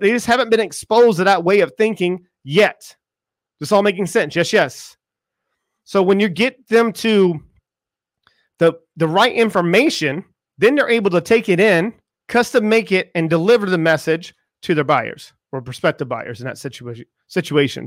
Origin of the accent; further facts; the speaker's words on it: United States; I am from America